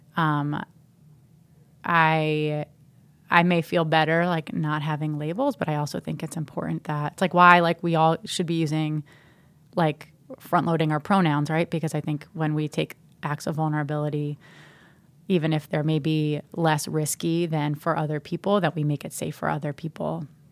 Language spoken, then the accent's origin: English; New Jersey, United States; I'm from New Jersey